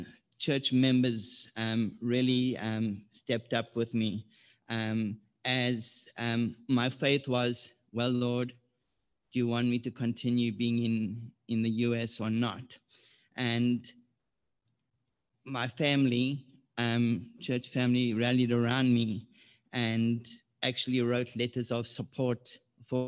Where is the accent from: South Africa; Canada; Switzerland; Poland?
South Africa; moved away as an adult; now in Oceanside, United States; I'm originally from South Africa. I arrived in the U.S. in January 2007